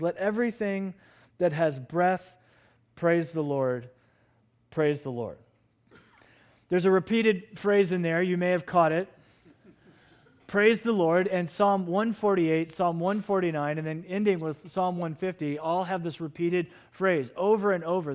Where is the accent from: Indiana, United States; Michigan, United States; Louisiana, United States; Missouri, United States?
Indiana, United States; Lafayette; I was born in Lafayette, Indiana.